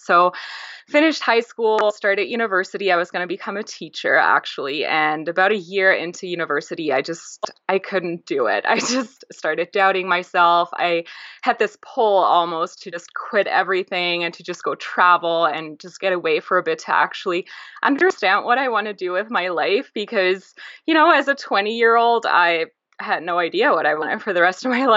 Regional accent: Germany; I grew up in Europe, in Germany. My family is Greek and very traditional

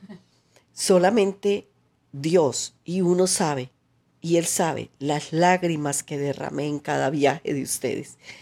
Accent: Colombia

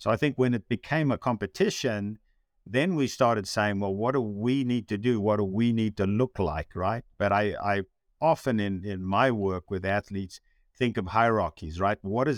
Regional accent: South Africa; moved away; when I came from South Africa, where I didn't have that really strong distinction of what a runner should look like, right?

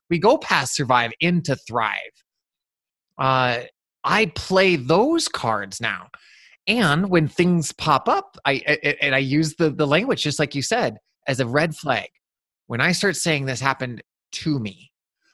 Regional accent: Eastern Montana, United States; growing up in Eastern Montana

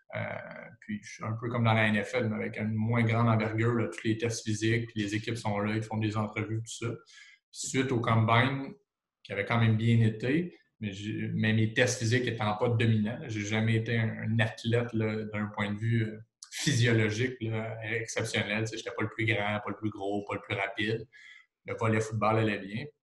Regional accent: Trois-Rivières, Quebec, Canada; je viens de la région de Trois-Rivières

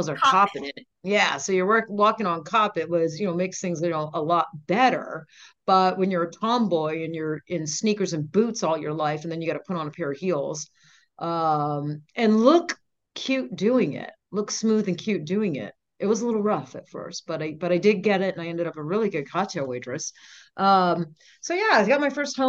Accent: Maine, United States; now in Las Vegas, United States; I grew up in Maine on the coast

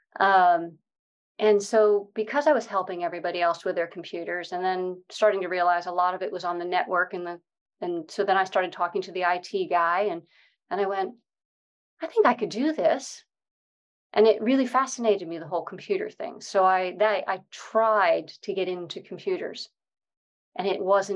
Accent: Connecticut, United States; moved away as an adult; now in United Kingdom; I grew up in Connecticut in the States in a bit of a privileged background

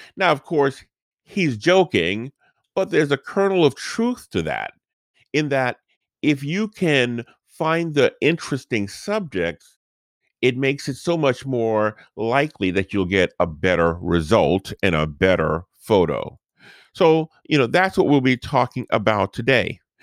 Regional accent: New Orleans, Louisiana, United States; this is the house where we grew up in New Orleans

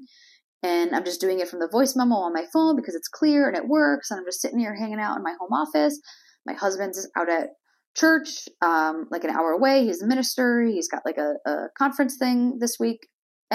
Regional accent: Springfield, Massachusetts, United States; moved away as an adult; also born or lived in Syracuse, New York / Florida; now in Melbourne, Florida, United States; I grew up in Massachusetts in Springfield, Basketball Hall of Fame, shout out. It is not Boston.

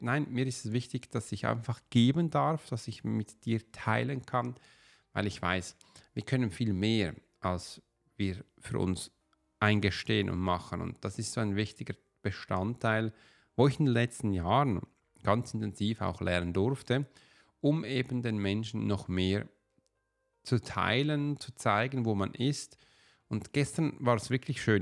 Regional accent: Switzerland; Wir als Schweizer, also ich als Schweizer

